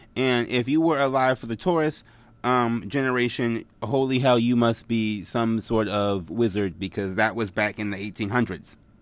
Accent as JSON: {"language": "English", "country": "United States", "tie": "born or raised there", "said": "I grew up in America"}